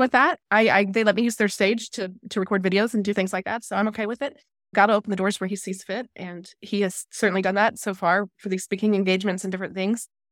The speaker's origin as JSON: {"language": "English", "town": "San Antonio", "region": "Texas", "country": "United States", "also_born_or_lived": "Biloxi, Mississippi", "lives_now": "Tyler, United States", "said": "I'm originally from San Antonio"}